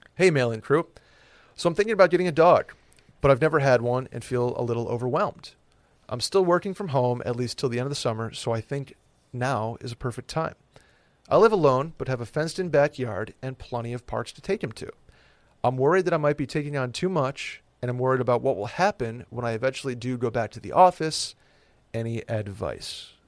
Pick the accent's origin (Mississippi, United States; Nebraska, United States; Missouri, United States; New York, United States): New York, United States; Saratoga Springs; moved away as an adult; now in Austin, United States; Saratoga Springs, my hometown